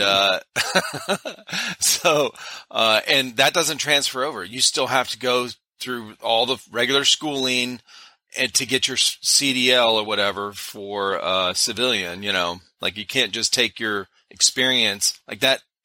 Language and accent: English; Cleveland, Ohio, United States; I grew up in Cleveland area, Cleveland, Ohio